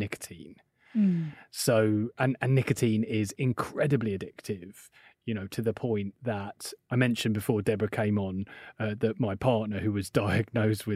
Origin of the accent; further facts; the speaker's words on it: United Kingdom; I'm British